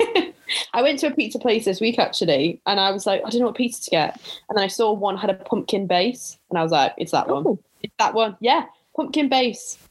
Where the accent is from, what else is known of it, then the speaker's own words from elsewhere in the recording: Staffordshire, West Midlands, United Kingdom; I grew up in Staffordshire